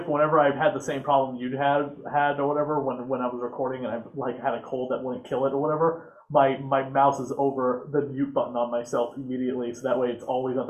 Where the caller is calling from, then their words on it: Worcester, Massachusetts, United States; Worcester, Massachusetts.